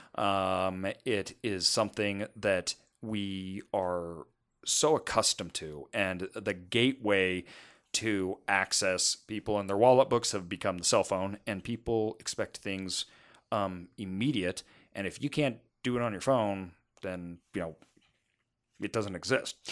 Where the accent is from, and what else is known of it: United States